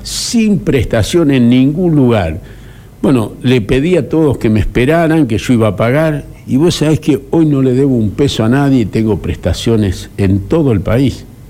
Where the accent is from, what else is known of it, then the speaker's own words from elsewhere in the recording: Argentina; Los argentinos nos sentimos en libertad